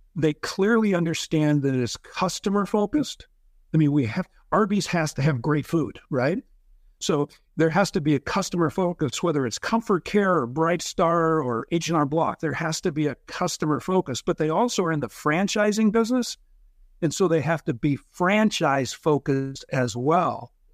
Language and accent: English; Lincoln, Nebraska, United States; moved away as an adult; also born or lived in Dallas, Texas; moved back to Lincoln, Nebraska, opened three locations in four years.